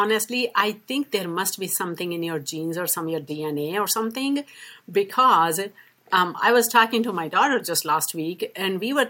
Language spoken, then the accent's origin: English; India; accent: British English; moved away as an adult; now in United States; I was born and raised in India